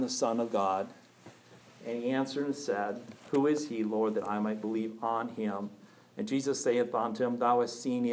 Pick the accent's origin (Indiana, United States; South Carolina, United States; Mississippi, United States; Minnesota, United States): Minnesota, United States; Pelican Rapids; I was born first October 25th, 1969 in Pelican Rapids, Minnesota